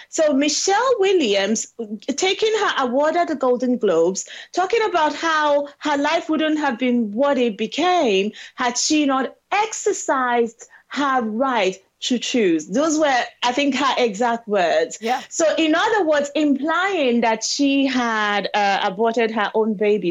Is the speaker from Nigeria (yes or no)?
yes; South East Nigeria, Nigeria; moved away as an adult; now in United Kingdom; I am a Nigerian woman living in the United Kingdom, born and raised in the southeastern part of Nigeria